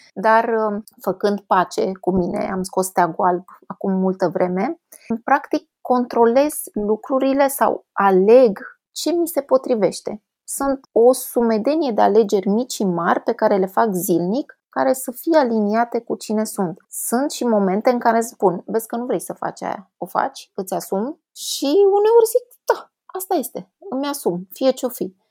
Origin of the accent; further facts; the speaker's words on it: Brașov, Brașov County, Romania; vin din Ardeal, din Brașov